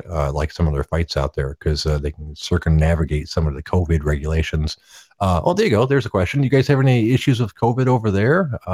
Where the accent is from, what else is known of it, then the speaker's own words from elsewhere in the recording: Detroit, Michigan, United States; I am from the Detroit area myself.